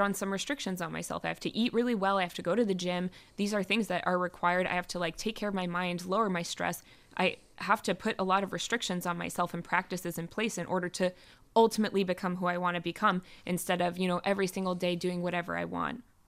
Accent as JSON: {"language": "English", "country": "United States", "moved": "yes", "lives_now": "Israel", "said": "coming as an American"}